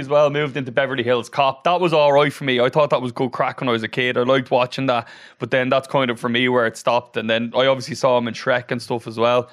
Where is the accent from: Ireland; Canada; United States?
Ireland; Dublin / Wicklow, Leinster; also born or lived in Australia; I grew up in Dublin, then I moved to Wicklow. So I'm a bit of a Dublin Wicklow hybrid. And uh, I moved down to Wicklow when I was about nine. And then I moved back to Dublin when I was about 18